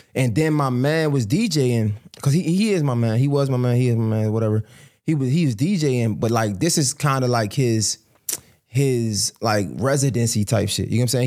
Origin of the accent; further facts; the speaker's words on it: Baltimore, Maryland, United States; I'm from Baltimore